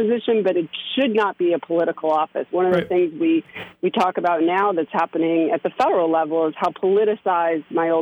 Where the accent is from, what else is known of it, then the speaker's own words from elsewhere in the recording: Chicago, Illinois, United States; moved away as an adult; also born or lived in New York City, United States; now in Westchester, United States; I grew up in Chicago